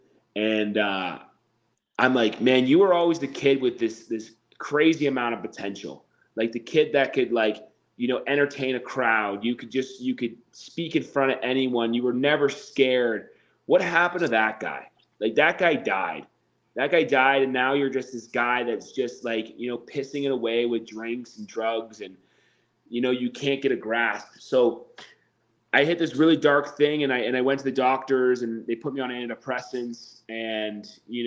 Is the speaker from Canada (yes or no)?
yes; Waterdown, Ontario, Canada; moved away as an adult; also born or lived in Montreal / Cayman Islands / Nashville; I was so desperate to get out of my hometown